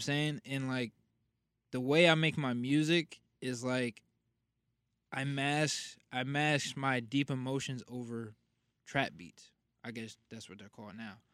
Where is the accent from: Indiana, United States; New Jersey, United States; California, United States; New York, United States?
New Jersey, United States; Passaic; I am from Passaic, New Jersey, born and raised.